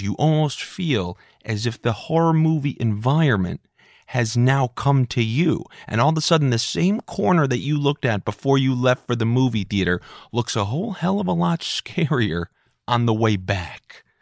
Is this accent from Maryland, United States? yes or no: no; New York, United States; Growing up in New York